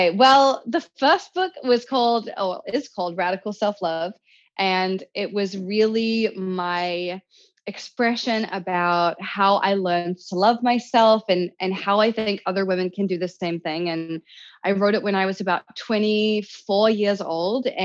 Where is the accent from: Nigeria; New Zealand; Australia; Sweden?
New Zealand; now in Los Angeles, United States; I grew up in New Zealand